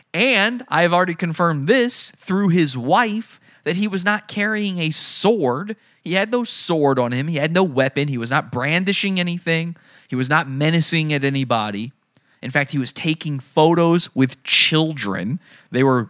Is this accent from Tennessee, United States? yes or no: no; Virginia, United States; I grew up in Virginia. I'm from Virginia